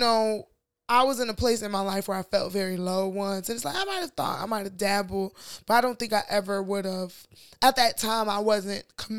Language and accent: English; Chicago, Illinois, United States; as a Chicagoan in this snow.